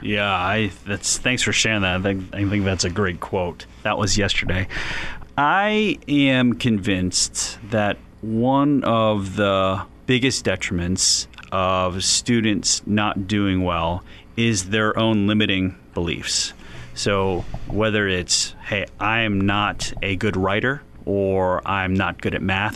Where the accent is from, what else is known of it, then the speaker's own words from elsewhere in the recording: Philadelphia, Pennsylvania, United States; now in North Canton, United States; I was born and raised in West Philadelphia